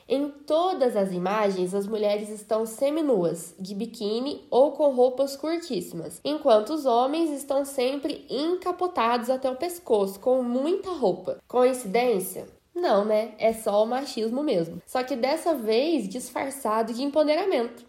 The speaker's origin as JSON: {"language": "Portuguese", "country": "Brazil", "said": "nós somos brasileiras, lindas, maravilhosas, vivemos num país quente"}